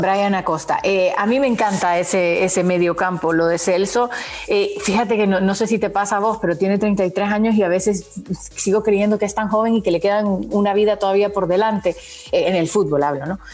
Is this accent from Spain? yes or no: no; Honduras; como hondureña